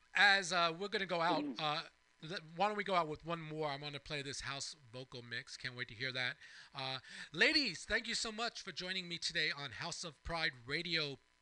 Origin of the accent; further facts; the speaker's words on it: East Hampton, New York, United States; I grew up in East Hampton in Springs.